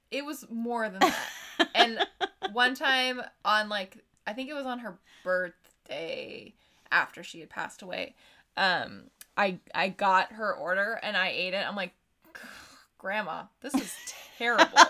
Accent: Pennsylvania, United States; Uh, on a side note, I'm actually from Mr. Rogers' hometown, so I always love seeing uh, references to him.

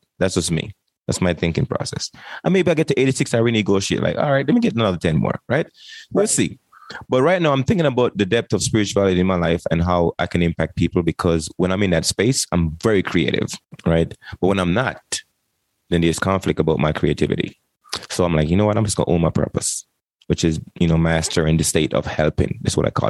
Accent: Jamaica; moved away; I came from Jamaica in 1998 and joined the military

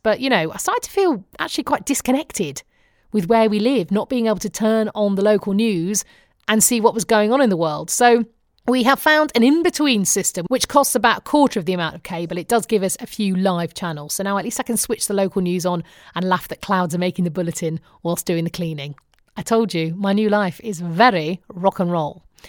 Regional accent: United Kingdom; accent: British; moved away as an adult; now in United States; my British accent

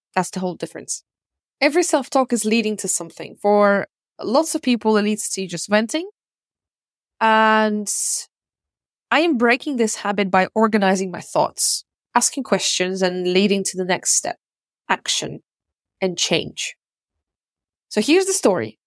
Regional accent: Russia; also born or lived in Ukraine / United States / Czech Republic; now in United Kingdom; I was born in Ukraine and I grew up in Russia. I lived in America, Czech Republic, and now I live in the U K.

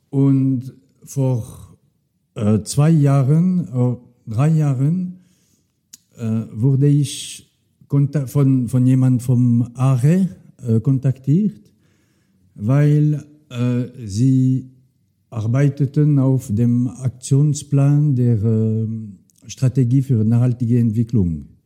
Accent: Neuchâtel, Switzerland; German is a second language; ich komme aus Neuchâtel und ich habe, also die, die Bauern dort haben gerne äh, ihre Waldweiden, aber wenn möglich ohne zu viele Bäume.

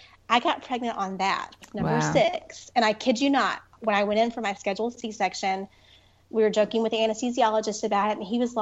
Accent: Dorchester, North Carolina, United States; accent: twang; I grew up in Dorchester, North Carolina, which is right outside of Rocky Mount, where I am now.

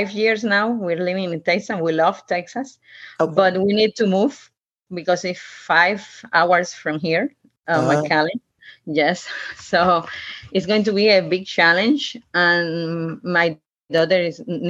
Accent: Cuba; English is a second language; moved away as an adult; also born or lived in Havana, Cuba / Ecuador; now in United States; I'm from Cuba. I'm a Cuban doctor

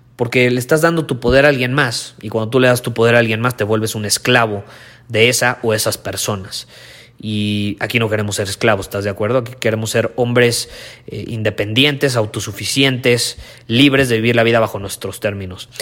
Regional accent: Mexico; los que no teníamos papás alemanes o suizos y éramos como los mexicanos

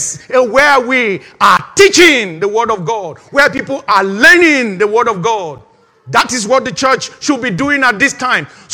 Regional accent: Nigeria; moved away; that's the country I came from

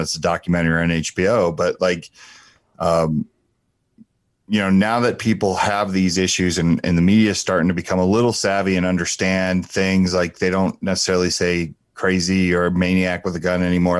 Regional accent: Asbury Park, New Jersey, United States; I'm from Asbury Park, New Jersey

